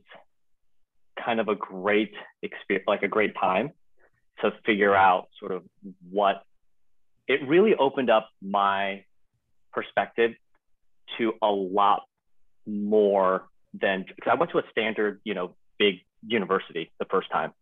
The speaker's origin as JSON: {"language": "English", "town": "Arcadia", "region": "California", "country": "United States", "tie": "born or raised there", "also_born_or_lived": "Taiwan", "said": "I'm from Arcadia, California"}